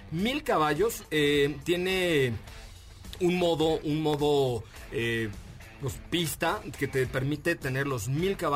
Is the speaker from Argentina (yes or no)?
no; Mexico City, Mexico; born there; yo ya que yo soy italiano nací en la colonia Roma, entonces soy italiano.